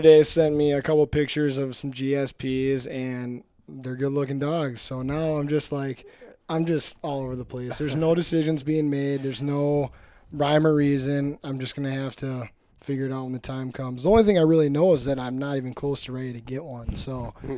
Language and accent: English; Prescott, Wisconsin, United States; I came from Prescott, Wisconsin, just across the pond